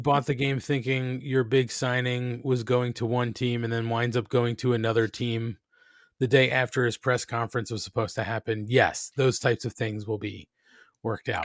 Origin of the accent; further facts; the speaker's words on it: New Jersey, United States; we're Italian from New Jersey.